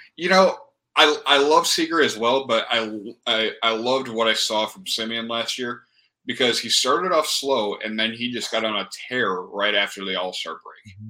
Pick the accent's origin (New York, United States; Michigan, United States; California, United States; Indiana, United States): Michigan, United States; I grew up in Michigan